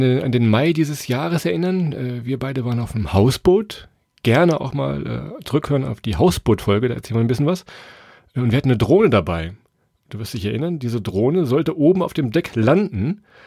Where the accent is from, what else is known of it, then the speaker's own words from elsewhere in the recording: Weserbergland, Lower Saxony, Germany; Wir kommen ja aus Niedersachsen, aus dem Weserbergland.